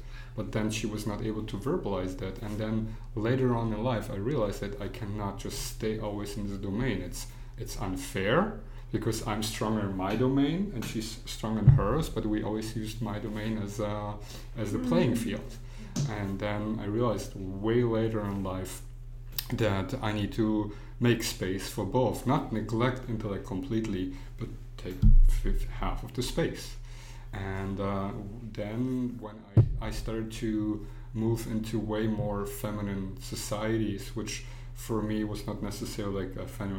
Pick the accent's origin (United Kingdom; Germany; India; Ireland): Germany; also born or lived in Poland / United States; I was born in Poland, but I grew up in Germany, and then I moved to many different other countries, went to school and here in the United States